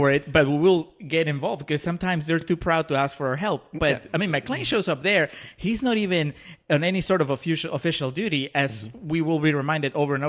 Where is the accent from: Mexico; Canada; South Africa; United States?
United States; as Americans